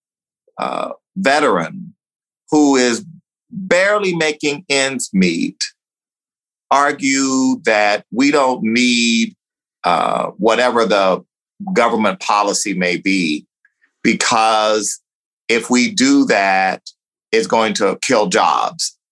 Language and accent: English; United States; also born or lived in Texas; growing up in Louisiana and Texas